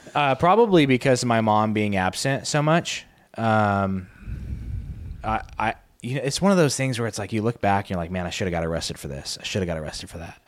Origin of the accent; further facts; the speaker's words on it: Arizona, United States; I grew up in Arizona